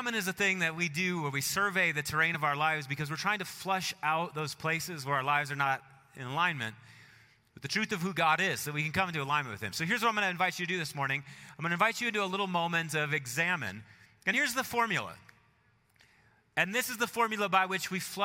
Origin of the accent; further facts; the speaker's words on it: Marshfield, Wisconsin, United States; moved away; I was home, my hometown, Marshfield, Wisconsin